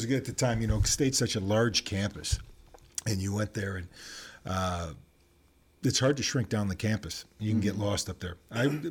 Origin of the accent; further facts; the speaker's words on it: Flint, Michigan, United States; Yeah, but I grew up in Flint. That was in the 70s.